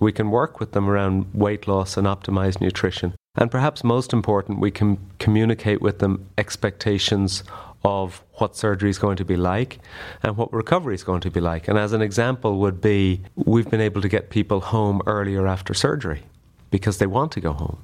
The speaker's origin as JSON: {"language": "English", "country": "Ireland", "moved": "as an adult", "lives_now": "United States", "said": "I'm an Irish colorectal surgeon who came to the U S for a year, about twenty years ago, and I, I'm still here."}